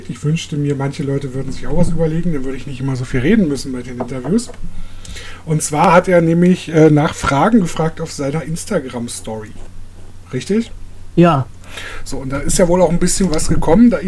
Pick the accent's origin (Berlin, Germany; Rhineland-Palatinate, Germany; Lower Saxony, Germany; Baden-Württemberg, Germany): Berlin, Germany; Ich bin Berliner, ich esse sowas nicht.